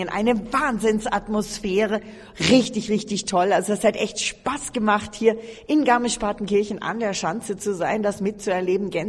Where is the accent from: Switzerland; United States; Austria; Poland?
Poland; Wir kommen aus Polen auf jeden Fall. Ja, mussten wir dabei sein.